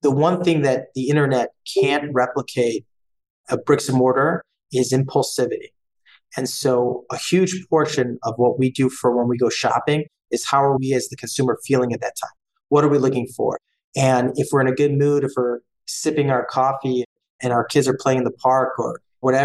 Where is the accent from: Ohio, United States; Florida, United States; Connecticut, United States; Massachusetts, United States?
Ohio, United States; Cleveland; also born or lived in Boston / New York; Born and raised in Cleveland, avid Cleveland sports fan